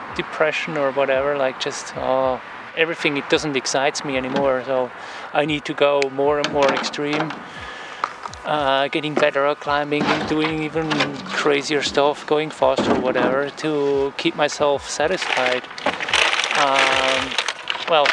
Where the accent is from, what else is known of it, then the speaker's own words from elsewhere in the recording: Switzerland; moved away; I'm coming from Switzerland